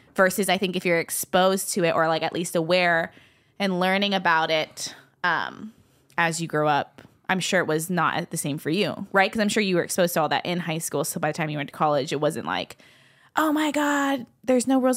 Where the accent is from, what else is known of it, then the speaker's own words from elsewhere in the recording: Mililani, Hawaii, United States; born and raised in Hawaii. um, from Milani Town, streets of Millville